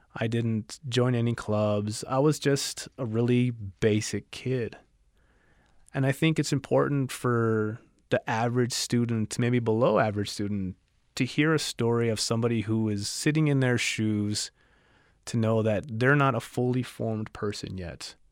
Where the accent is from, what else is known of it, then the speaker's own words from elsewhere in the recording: El Paso, Texas, United States; now in Tucson, United States; I'm from El Paso, Texas originally, and I live in Tucson, Arizona